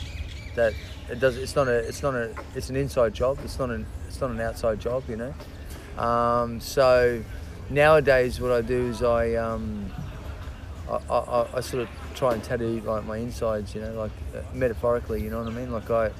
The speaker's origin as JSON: {"language": "English", "town": "Brisbane", "region": "Queensland", "country": "Australia", "tie": "born or raised there", "also_born_or_lived": "Auckland, New Zealand", "said": "I grew up in Brisbane, Australia. My parents are Australian. So in theory, I was born here, so that technically made me a New Zealander."}